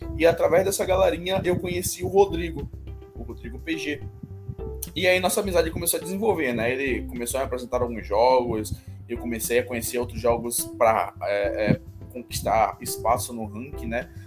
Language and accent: Portuguese; Salvador, Bahia, Brazil; Eu sou da Bahia, Salvador, Bahia, Brasil